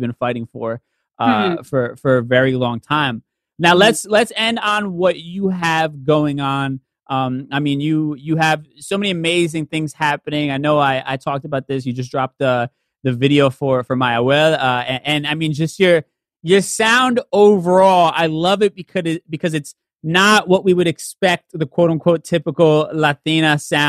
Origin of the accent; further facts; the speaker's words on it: New York City, New York, United States; I'm a byproduct of growing up in the New York City area